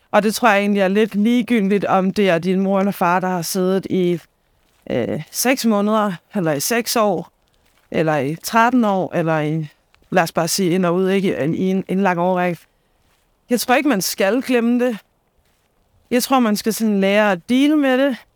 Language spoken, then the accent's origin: Danish; Copenhagen, Capital Region of Denmark, Denmark; nu er det ikke, fordi jeg kommer fra Danmarks største